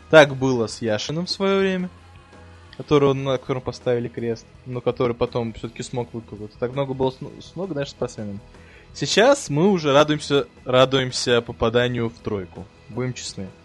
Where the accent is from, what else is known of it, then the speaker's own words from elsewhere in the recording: Russia; born there; Ну, вообще, я, я, не, я уже родился в России.